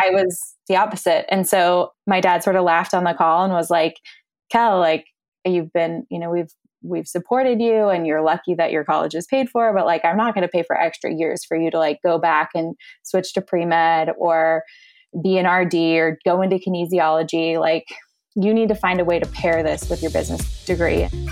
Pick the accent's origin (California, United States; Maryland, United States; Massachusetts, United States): California, United States; Orange County; I grew up in Orange County, California